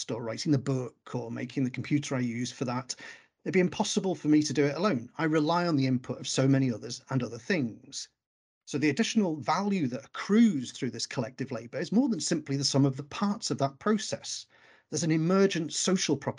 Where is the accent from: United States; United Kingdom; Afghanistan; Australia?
United Kingdom; Wales; moved away; when I came from Wales